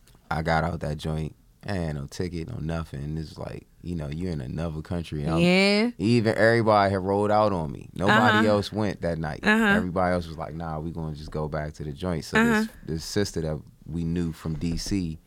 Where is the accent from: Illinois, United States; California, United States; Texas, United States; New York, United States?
New York, United States; Bronx; Nah, man, I'm from the Bronx.